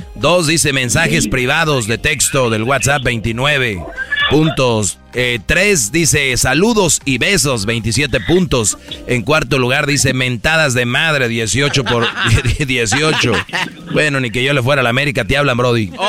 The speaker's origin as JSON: {"language": "Spanish", "country": "Mexico", "said": "somos mexicanos"}